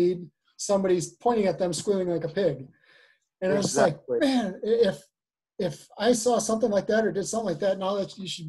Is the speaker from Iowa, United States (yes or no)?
no; Wisconsin, United States; When I was in elementary school, I was from Wisconsin